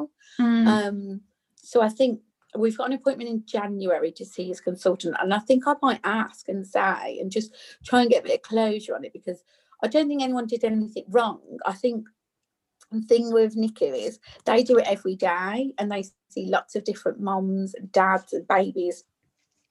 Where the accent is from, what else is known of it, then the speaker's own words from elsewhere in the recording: Birmingham, West Midlands, United Kingdom; I'm from Birmingham, so we say Nook